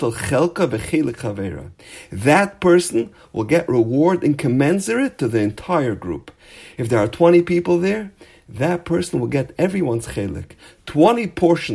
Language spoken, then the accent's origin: English; Los Angeles, California, United States; I'm from a place called Los Angeles